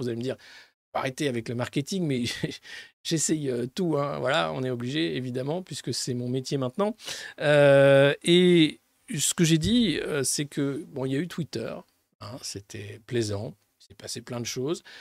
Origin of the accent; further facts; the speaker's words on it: Dijon, Bourgogne-Franche-Comté, France; je suis de Dijon. Pour ceux qui ne savent pas encore, Dijonais, en Bourgogne